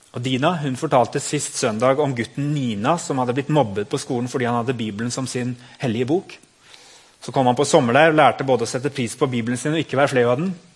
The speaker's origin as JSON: {"language": "Norwegian", "country": "Norway", "said": "vi som nordmenn"}